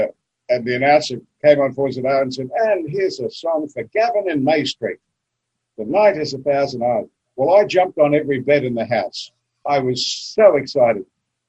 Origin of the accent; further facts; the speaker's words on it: Roma, Queensland, Australia; also born or lived in Brisbane, Queensland / Melbourne, Australia / West Hollywood, California; Oh, 4ZR Roma. That was my inspiration. I loved growing up in the bush. I was there till I was 14.